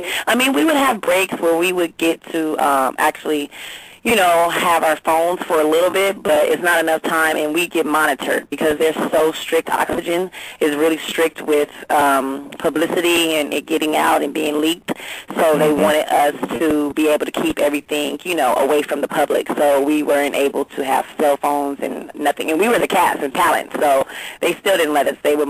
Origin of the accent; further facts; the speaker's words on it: Long Beach, California, United States; I'm from Long Beach, California, born and raised.